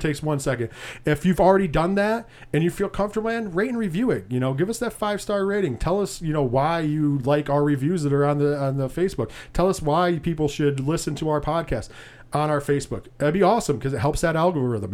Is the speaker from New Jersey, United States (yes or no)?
no; Binghamton, New York, United States; We are from the Binghamton, New York area, six oh seven